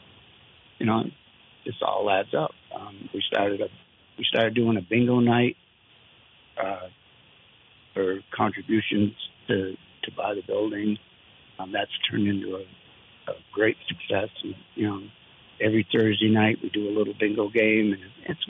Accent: Vermont, United States; also born or lived in New Hampshire; I've lived in Vermont all my life, although I was born in New Hampshire.

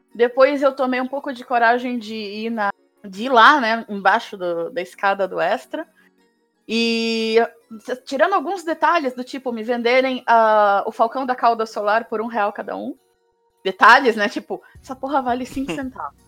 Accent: Santos, São Paulo, Brazil; moved away as an adult; also born or lived in Botucatu, São Paulo; Eu sou de Santos, eu nasci, eu cresci, nasci e cresci em Santos, no litoral de São Paulo, até os 20 anos de idade.

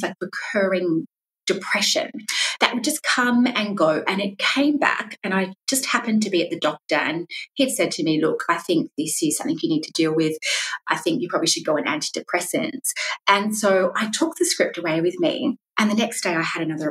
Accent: South Australia, Australia; moved away as an adult; now in Melbourne, Australia; I'm from South Australia originally

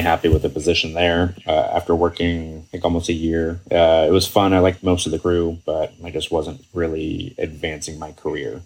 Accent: Seattle, Washington, United States; also born or lived in Kenmore, Washington; I am local greater Seattle. Grew up until I was 12 in Kenmore.

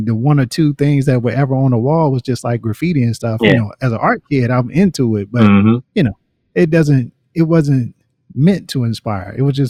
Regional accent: Richmond, Virginia, United States; when I think about growing up in Richmond, Virginia

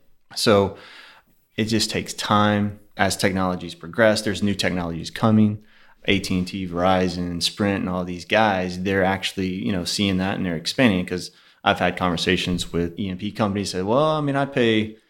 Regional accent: Houston, Texas, United States; also born or lived in Pearland, Texas / Sugar Land, Texas; Born and raised in Houston, actually.

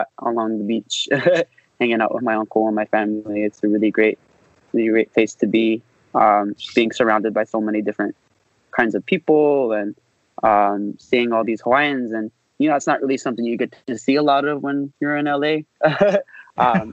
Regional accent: Los Angeles, California, United States; also born or lived in Upland, California; I grew up in the San Gabriel Valley in Los Angeles. I was born in Upland, California in the Inland Empire

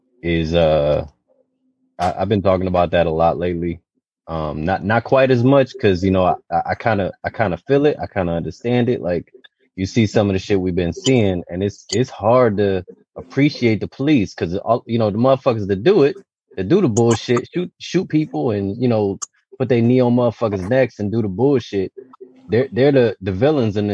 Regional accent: Detroit, Michigan, United States; growing up in Detroit

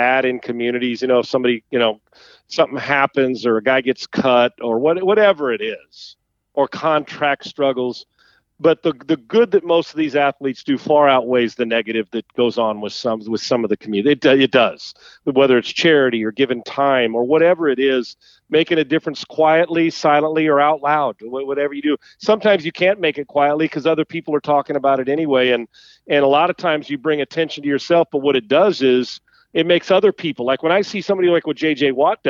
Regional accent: San Diego, California, United States; moved away; also born or lived in Minnesota; Growing up in San Diego

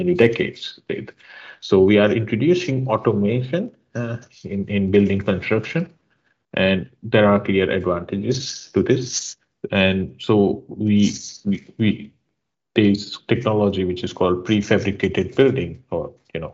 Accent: India; moved away as an adult; also born or lived in Stockholm, Sweden / London, United Kingdom; I'm an architect and I'm from India

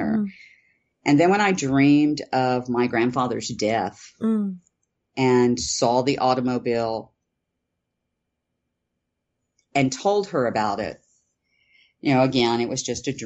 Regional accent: Houston, Texas, United States; I grew up in Texas, in Houston, actually.

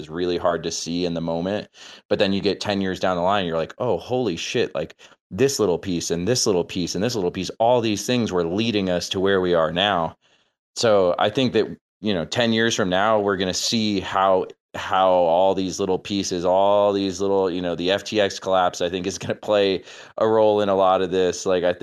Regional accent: South Florida, United States; now in Grand Junction, United States; I'm from South Florida

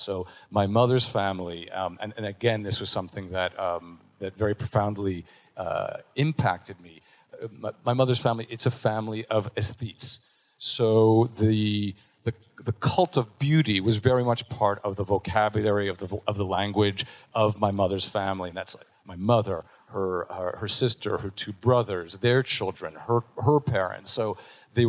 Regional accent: Montreal, Quebec, Canada; I'm from Montreal, born and raised

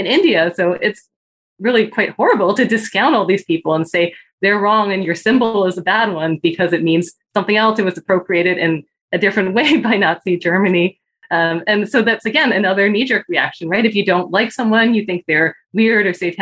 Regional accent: Vancouver, British Columbia, Canada; also born or lived in Hong Kong / Japan; I grew up in Vancouver, Canada, so a very different world.

